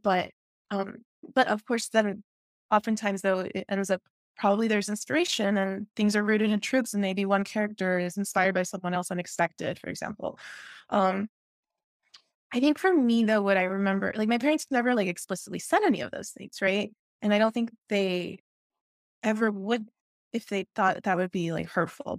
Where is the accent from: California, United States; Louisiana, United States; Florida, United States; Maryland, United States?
Florida, United States; Miami; first language Spanish; English is a second language; moved away; also born or lived in Peru / Texas / Austin; I grew up in Miami